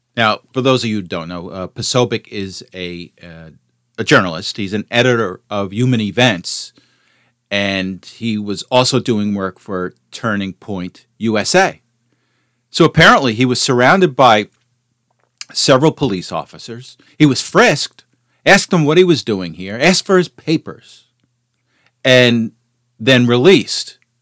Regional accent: United States; as an American

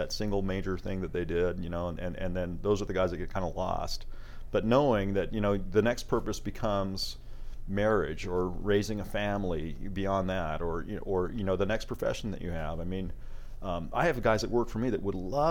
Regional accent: Idaho, United States; I grew up in Idaho

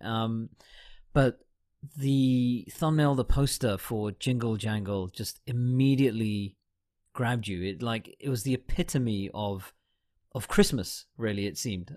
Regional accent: United Kingdom; I'm a Brit and I was over here for most of the time

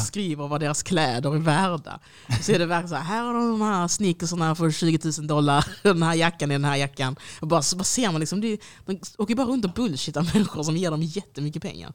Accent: Degeberga, Skåne, Sweden; jag kommer från Degeberga

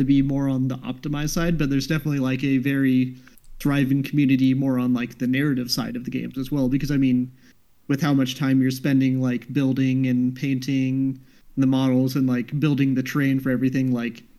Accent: Alaska, United States; moved away; I grew up in Alaska

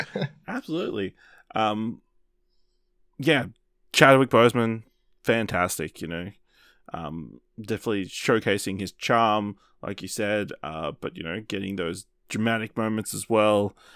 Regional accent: Australia; We're Australian.

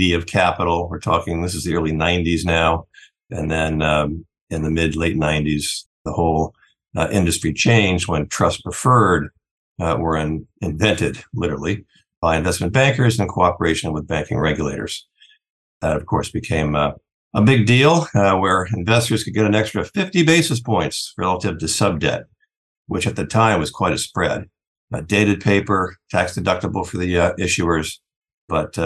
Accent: Milford, Connecticut, United States; moved away; also born or lived in Chicago; I grew up in Milford, Connecticut, small seaside town

